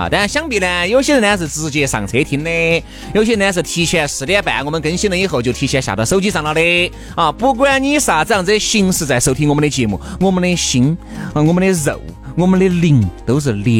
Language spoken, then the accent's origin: Chinese; Huayang, Sichuan, China; 我是华阳的华人啊。